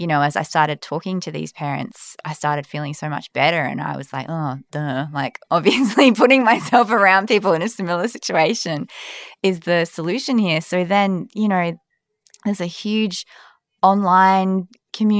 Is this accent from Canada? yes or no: no; Perth, Western Australia, Australia; also born or lived in London / Melbourne; now in Sydney, Australia; I'm from Perth originally